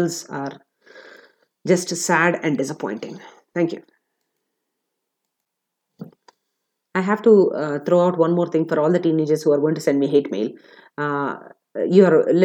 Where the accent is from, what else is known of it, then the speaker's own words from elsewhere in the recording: India; I'm an Indian